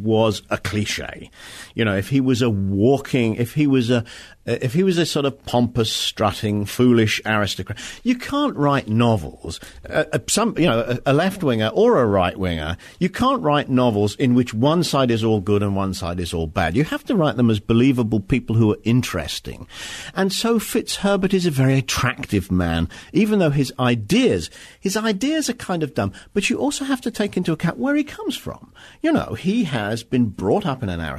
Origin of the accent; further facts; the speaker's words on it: Wales, United Kingdom; I come from Wales